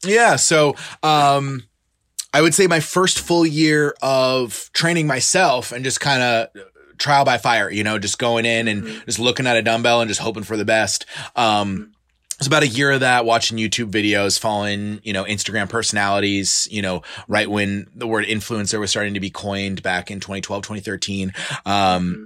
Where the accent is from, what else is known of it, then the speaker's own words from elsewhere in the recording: Clearwater, Florida, United States; I was originally born and raised in Clearwater, Florida. I went to high school here